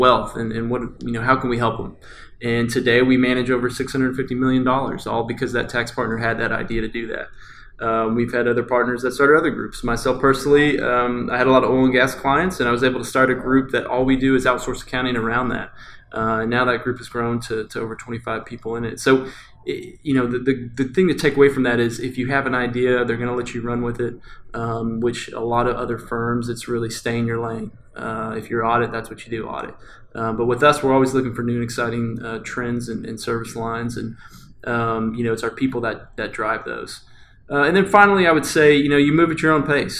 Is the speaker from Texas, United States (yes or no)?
yes; Texas, United States; also born or lived in London; I was from Texas